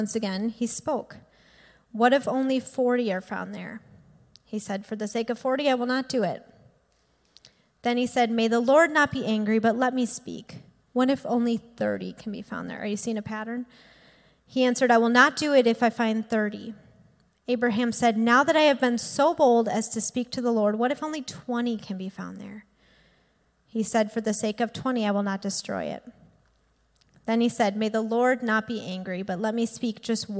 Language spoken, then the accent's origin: English; Green Bay, Wisconsin, United States; also born or lived in Milwaukee, Wisconsin; I went to UWM and I grew up in Green Bay